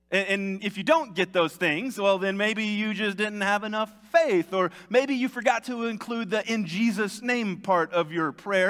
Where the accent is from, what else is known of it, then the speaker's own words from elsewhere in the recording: United States; me as an American